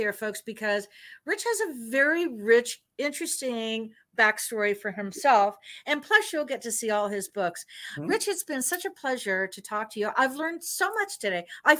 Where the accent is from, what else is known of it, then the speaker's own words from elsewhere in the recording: Miami, Florida, United States; Now, I grew up in Miami, so I read the Miami Herald.